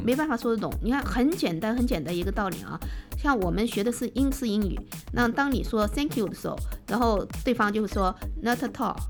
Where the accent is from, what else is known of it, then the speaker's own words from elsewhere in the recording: China; also born or lived in Canada; 我们在 中国这种，这种，呃，冬天